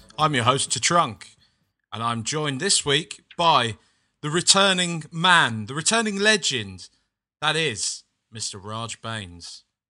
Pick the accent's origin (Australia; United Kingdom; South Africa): United Kingdom; I just mean that there's as a British person, when you're coming from a land where there's like heavily regulated tiny little bags of crisps or chips